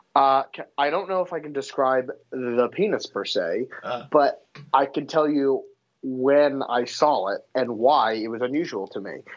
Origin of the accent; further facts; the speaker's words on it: United States; I'm so happy that I'm Jewish. I'm so happy that I'm American.